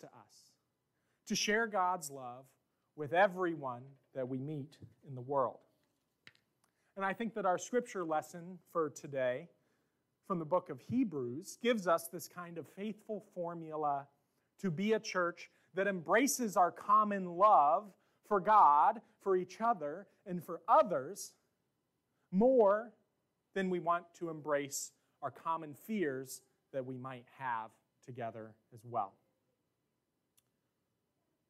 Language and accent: English; Pleasant Plains, Illinois, United States; moved away; I went back to my hometown last year